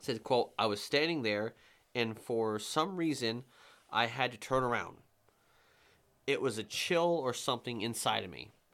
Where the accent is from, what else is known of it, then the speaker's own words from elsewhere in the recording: Vermont, United States; We have an accent by region of our fucking whole state, south to north. If you go sou-, southern Vermont